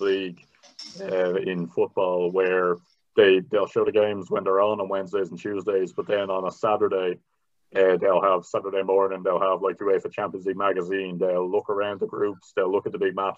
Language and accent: English; Bray, Leinster, Ireland; I'm from Bray in County Wicklow. There was no one who sounded like where I grew up in those ads